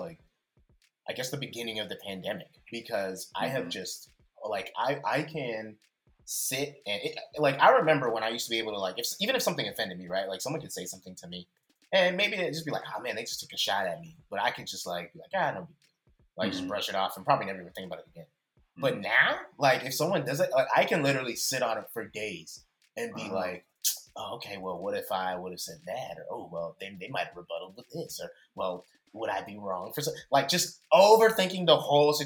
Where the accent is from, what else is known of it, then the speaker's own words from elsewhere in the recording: Bay Area, California, United States; I am born and raised in the Bay Area.